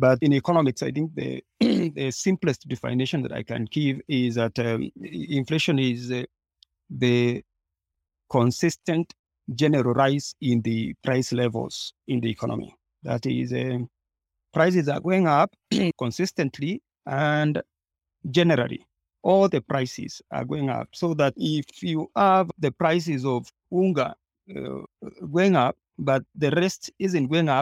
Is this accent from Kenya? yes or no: yes; Kenya; also a Kenyan